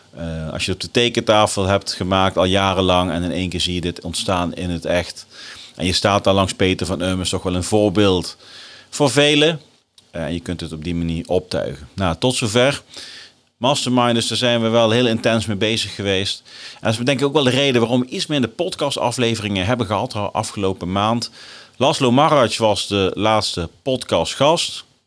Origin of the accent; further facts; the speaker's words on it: Nijmegen, Gelderland, Netherlands; in Nijmegen, mijn geboortestad